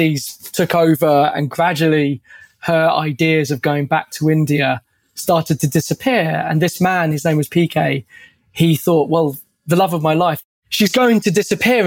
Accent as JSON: {"language": "English", "region": "London", "country": "United Kingdom", "said": "I'm from London. I live in Southeast London"}